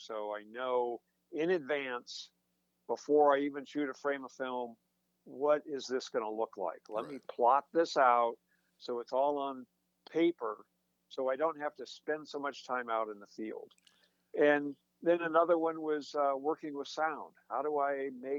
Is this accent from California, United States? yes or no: yes; a small farm town outside of Sacramento, Northern California, United States; moved away as an adult; also born or lived in Boston / Santa Barbara / Eugene, Oregon; now in Cincinnati, United States; I'm from Northern California. I grew up in a small farm town outside of Sacramento